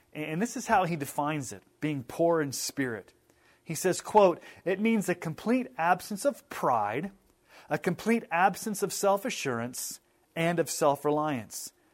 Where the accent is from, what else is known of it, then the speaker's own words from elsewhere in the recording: United States; we as American evangelical Christians